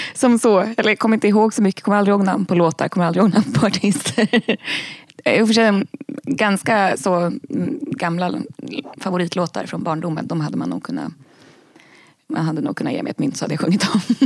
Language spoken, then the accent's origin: Swedish; Ösmo, Stockholm County, Sweden; moved away; det var en väldigt fin plats där jag växte upp